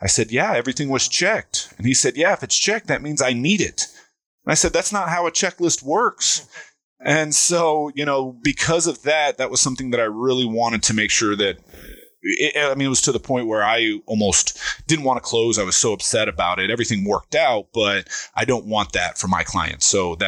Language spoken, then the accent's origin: English; San Diego, California, United States; born there; also born or lived in Pensacola / Virginia Beach; I was born in San Diego, lived in Pensacola, Florida, Virginia Beach, Virginia, and then we ended up out here when I was around 10.